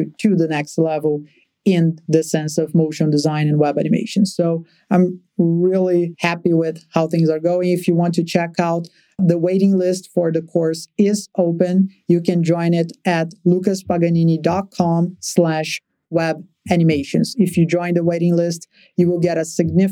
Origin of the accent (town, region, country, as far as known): Brazil; born or raised there